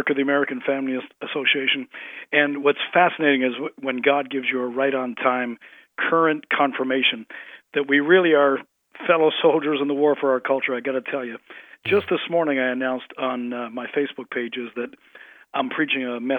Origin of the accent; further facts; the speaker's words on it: Canada; moved away as an adult; now in Collinsville, United States; I grew up in Canada.